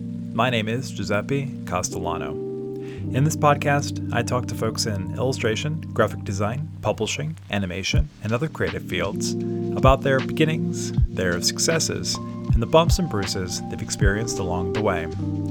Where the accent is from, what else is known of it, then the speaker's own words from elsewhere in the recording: Baltimore, Maryland, United States; also born or lived in Rhode Island / New York / Philadelphia area; now in outside Philadelphia, United States; I'm from Baltimore, Maryland. But jumped around a little bit. I went to RISD, and after RISD, moved to New York